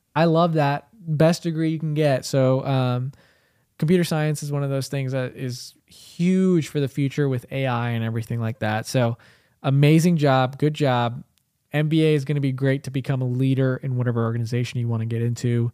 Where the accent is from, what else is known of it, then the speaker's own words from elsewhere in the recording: United States; also born or lived in India; I grew up in America because I was, I was, I, I came here when I was, like, three and a half